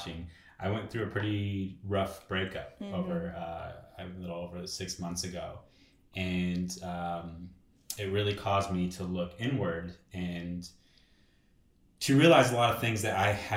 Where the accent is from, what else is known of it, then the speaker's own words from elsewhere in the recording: Los Angeles, California, United States; born and raised in Los Angeles